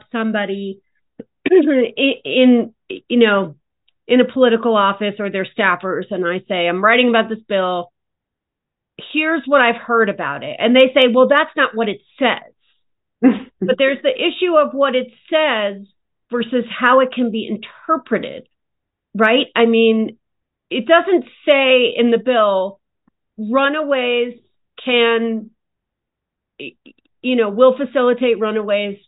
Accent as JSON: {"language": "English", "region": "New York", "country": "United States", "said": "as a New Yorker"}